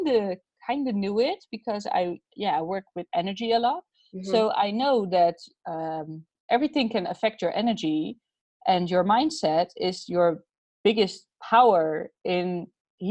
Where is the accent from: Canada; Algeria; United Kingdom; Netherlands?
Netherlands; I'm Dutch. I'm from the Netherlands.